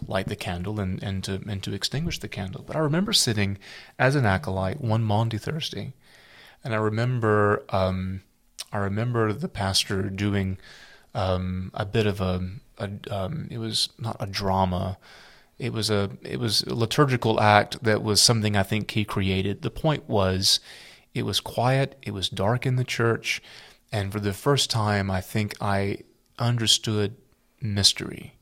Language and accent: English; South Carolina, United States; I grew up in South Carolina